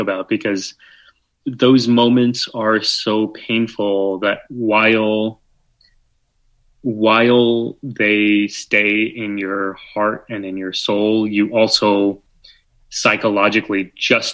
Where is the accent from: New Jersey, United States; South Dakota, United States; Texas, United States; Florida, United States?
Texas, United States; San Antonio; now in New York City, United States; I did growing up in San Antonio or where I live now in New York